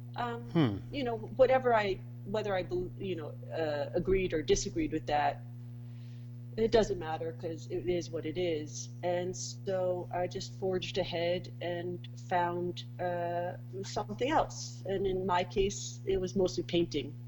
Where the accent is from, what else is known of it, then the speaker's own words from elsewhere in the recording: New York City, New York, United States; moved away as an adult; now in Saint Lucia; I'm a New Yorker. Put me anywhere, and someone will guess that I'm a New Yorker